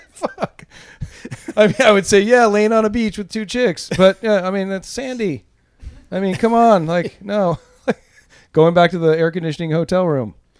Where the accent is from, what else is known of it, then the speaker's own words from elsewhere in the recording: Southern California, United States; moved away as an adult; also born or lived in Los Angeles / Orange County; now in Oakland, United States; I grew up in Southern California